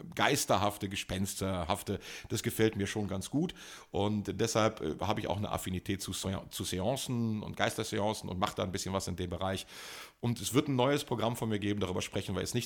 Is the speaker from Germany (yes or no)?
yes; Germany; Ich komme aus Deutschland